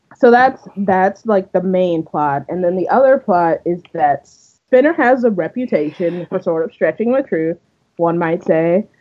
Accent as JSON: {"language": "English", "country": "Canada", "said": "we're Canadian"}